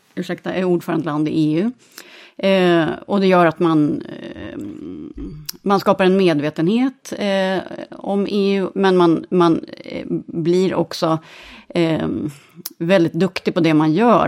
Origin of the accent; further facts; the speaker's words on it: Sweden; moved away; Jag är svensk chef själv över vårt gäng